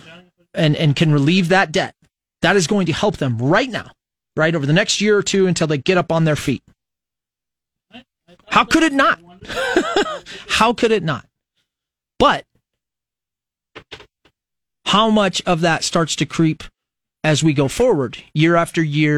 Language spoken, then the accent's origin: English; United States; as an American